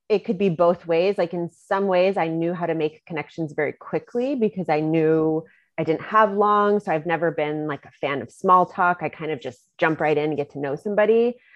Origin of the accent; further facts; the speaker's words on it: Germany; also born or lived in Virginia, United States; Um, did most of my growing up in Germany. That was ages 10 to 18.